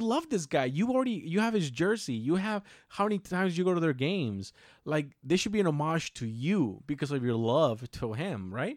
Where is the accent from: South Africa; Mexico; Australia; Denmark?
Mexico; we're Mexican and we come from a little town